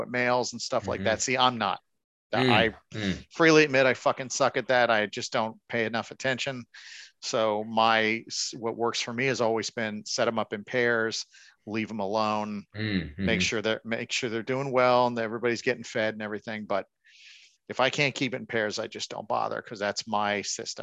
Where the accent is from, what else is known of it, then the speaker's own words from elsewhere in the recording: Miami, Florida, United States; Growing up in Miami, I did the commercial mm-hmm. season every year